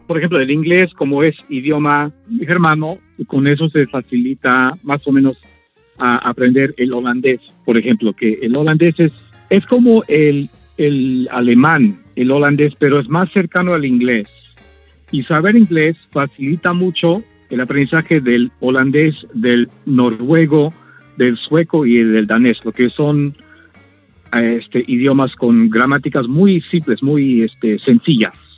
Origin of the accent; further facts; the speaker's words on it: Mexico; also born or lived in Orizaba, Veracruz; now in Washington DC, United States; yo no crecí con ese idioma en México